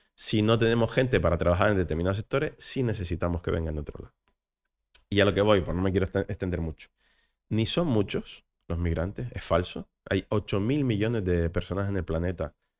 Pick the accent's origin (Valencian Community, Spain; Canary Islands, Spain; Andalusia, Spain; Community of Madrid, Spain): Canary Islands, Spain; accent: Canarian; como Canarias, que seguimos teniendo unos índices de pobreza insoportables